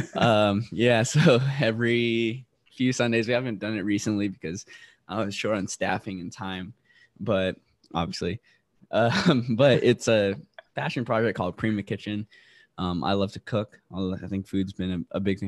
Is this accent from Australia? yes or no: no; Guam; also born or lived in Roxas City, Philippines; now in South Carolina, United States; So I was raised in Guam, but I was born in Rojas City, Philippines.